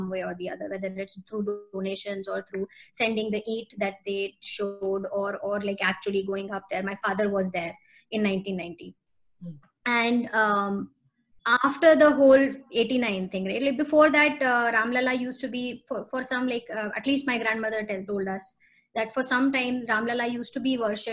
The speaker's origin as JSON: {"language": "English", "town": "Lucknow", "region": "Uttar Pradesh", "country": "India", "tie": "born or raised there", "also_born_or_lived": "Noida", "said": "I grew up like, you know, most of my life, I grew up in Lucknow."}